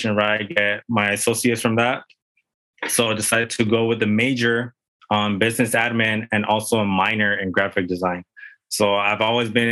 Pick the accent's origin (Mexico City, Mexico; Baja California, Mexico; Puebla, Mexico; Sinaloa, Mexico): Baja California, Mexico; Tijuana; now in San Diego, United States; I grew up in TJ, which is our neighbor city, pretty much south of the border right here from San Diego.